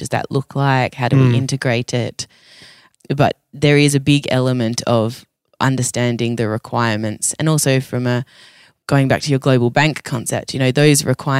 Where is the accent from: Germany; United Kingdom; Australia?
Australia; I'm crazy Australian.